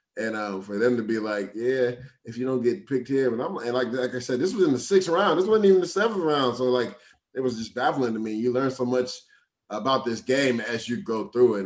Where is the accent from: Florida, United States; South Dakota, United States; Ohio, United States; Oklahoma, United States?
Florida, United States; Tampa; moved away; Tampa, where I'm from, hometown.